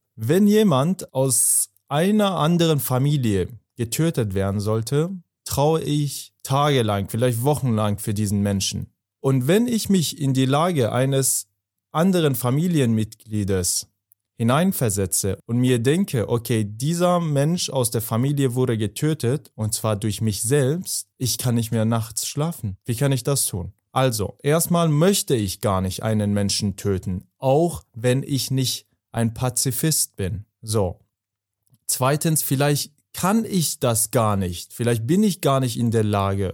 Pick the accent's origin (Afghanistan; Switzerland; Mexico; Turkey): Afghanistan; German is a second language; now in Germany; ich komme aus Afghanistan, aus Afghanistan